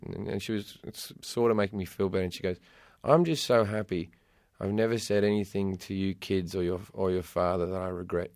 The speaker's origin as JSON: {"language": "English", "country": "Australia", "tie": "born or raised there", "also_born_or_lived": "London", "moved": "yes", "lives_now": "California, United States", "said": "growing up in Australia and then living in London"}